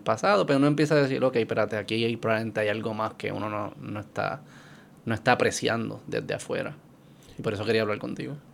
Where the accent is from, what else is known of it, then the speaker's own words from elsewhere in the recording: Puerto Rico; como puertorriqueño y como alguien que no se ha inculcado mucho en esa cultura